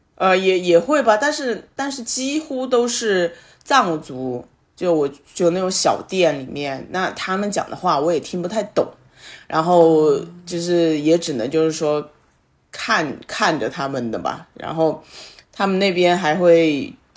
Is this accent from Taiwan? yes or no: no; China; 以我们内地人的一些想法来说